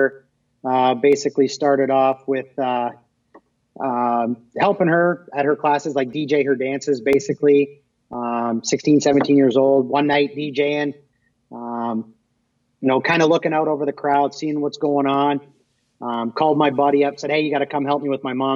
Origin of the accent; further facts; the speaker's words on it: Wallaceburg, Ontario, Canada; moved away as an adult; now in Michigan, United States; where I was born and raised in Wallaceburg, Thamesville area, which is basically about 45 minutes over the border